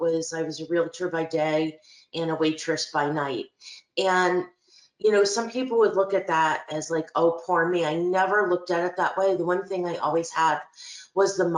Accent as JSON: {"language": "English", "town": "Albany", "region": "New York", "country": "United States", "tie": "born or raised there", "also_born_or_lived": "East Greenbush", "said": "I'm from Albany. I was born and raised in the capital region, primarily in Albany. I lived till I was 18 years"}